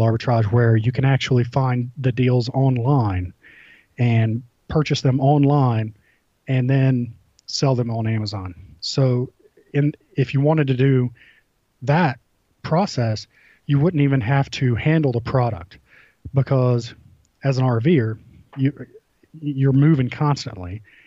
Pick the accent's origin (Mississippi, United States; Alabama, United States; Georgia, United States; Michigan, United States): Georgia, United States; I'm from Georgia